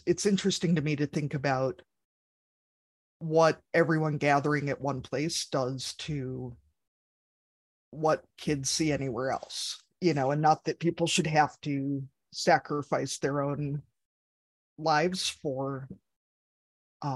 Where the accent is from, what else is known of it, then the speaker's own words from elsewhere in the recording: Ames, Iowa, United States; I grew up outside of Ames, Iowa